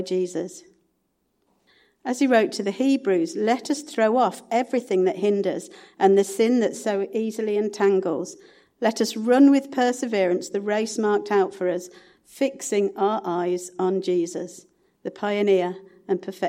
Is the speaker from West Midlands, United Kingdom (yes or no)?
yes; Sutton Coldfield, West Midlands, United Kingdom; also born or lived in Kings Norton; I was brought up in Sutton Coldfield